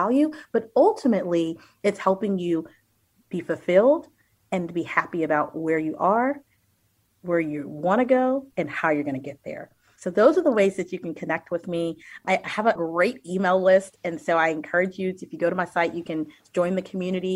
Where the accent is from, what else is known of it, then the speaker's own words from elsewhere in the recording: Austin, Texas, United States; now in Northern Virginia, United States; I am originally from Austin, Texas, and now reside in Northern Virginia